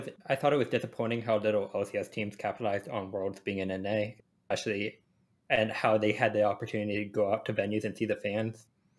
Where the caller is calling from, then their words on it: Charlotte, North Carolina, United States; I'm calling from Charlotte, North Carolina.